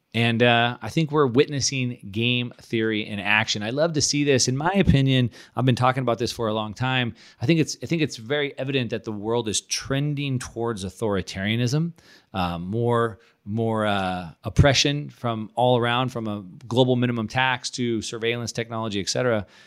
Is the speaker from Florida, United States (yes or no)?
no; California, United States; moved away as an adult; now in Puerto Rico; we're both from California